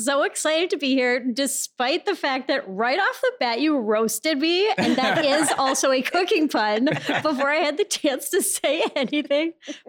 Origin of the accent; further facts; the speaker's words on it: Minneapolis, Minnesota, United States; moved away; We grew up in Minneapolis.